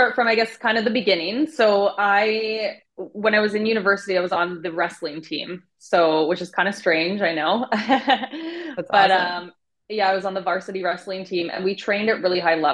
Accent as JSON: {"language": "English", "town": "Vancouver", "region": "British Columbia", "country": "Canada", "tie": "born or raised there", "also_born_or_lived": "Cancun", "said": "I ended up coming back to my hometown, Vancouver"}